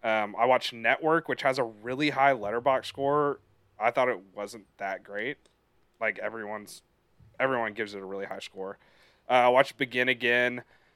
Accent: Texas, United States; as a Texan

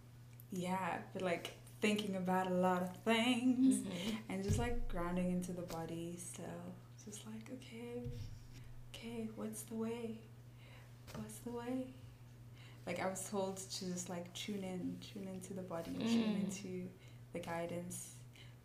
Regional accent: South Africa; being South African

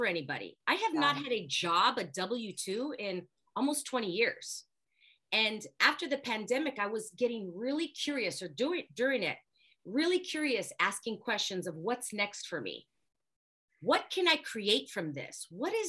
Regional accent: Los Angeles, California, United States; born and raised in Los Angeles.

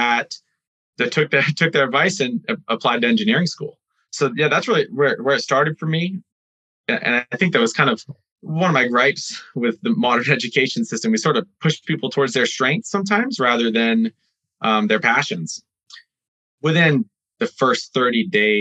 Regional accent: Maine, United States; I grew up in Maine

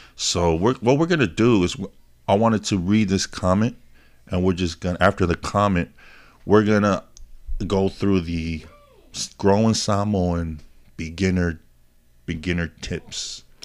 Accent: Hawaii, United States; moved away; I was born in Hawaii

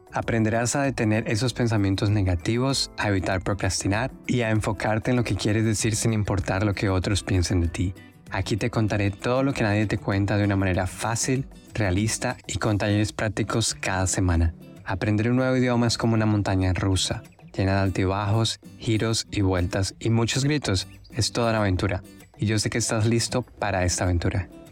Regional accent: Colombia; now in Australia; como yo soy de Colombia y mi inglés no es mi primera lengua

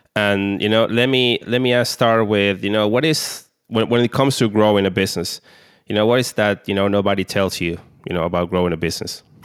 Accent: Argentina; I'm from Argentina.

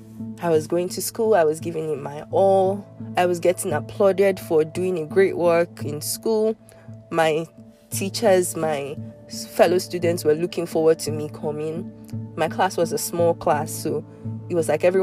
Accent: Nigeria; also born or lived in Lagos, Nigeria / Abuja, Nigeria

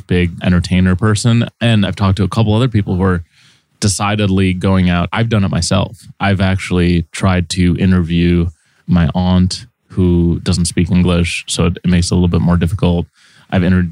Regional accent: Saint Paul, Minnesota, United States; moved away as an adult; now in New York, United States; I grew up in a fairly diverse place, which was St. Paul, Minnesota.

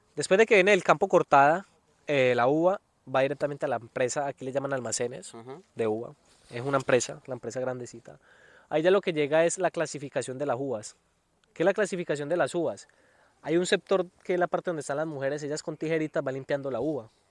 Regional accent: Colombia; moved away as an adult; now in Alicante, Spain; como somos colombianos

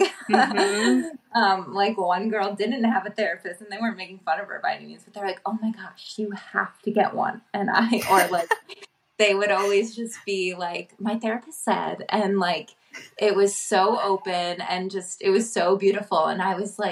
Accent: Upstate New York, United States; born or raised there; moved away as an adult; now in Philadelphia, United States

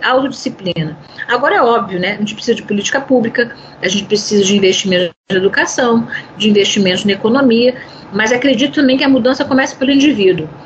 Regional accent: Brazil; nós, como brasileiros

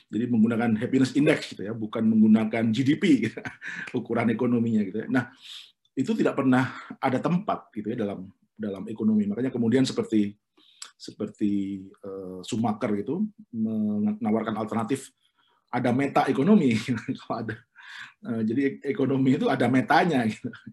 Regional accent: Lumajang, East Java, Indonesia; jadi kalau misalnya di kampung saya di Lumajang itu ada warung rujak yang hanya maksimal sehari hanya jual 60 bungkus

